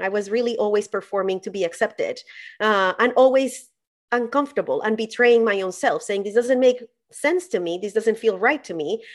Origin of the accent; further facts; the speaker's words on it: Colombia; I grew up in Colombia